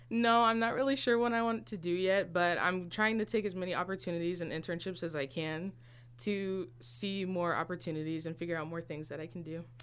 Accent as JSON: {"language": "English", "town": "Galesburg", "region": "Illinois", "country": "United States", "tie": "born or raised there", "said": "I was born and raised in Galesburg, Illinois"}